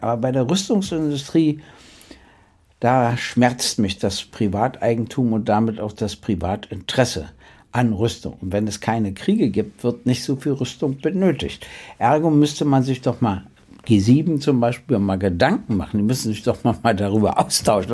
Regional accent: Berlin, Germany; sage ich als Berliner

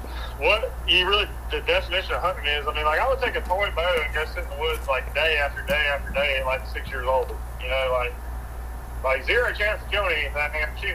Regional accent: Gray, Georgia, United States; I'm from Georgia. Okay. Living in Gray my whole life.

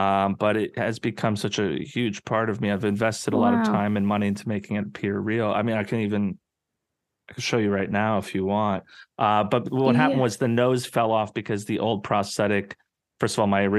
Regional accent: New Mexico, United States; Growing up, I grew up in New Mexico.

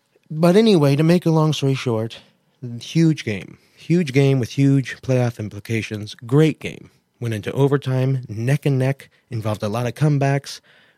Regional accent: Kansas City, Missouri, United States; I'm from Kansas City.

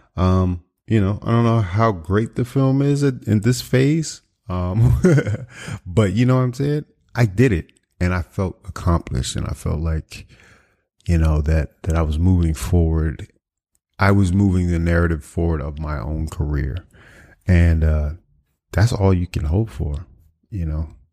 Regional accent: Washington, United States; moved away; my hometown of, uh, you know, the, the Washington metropolitan area

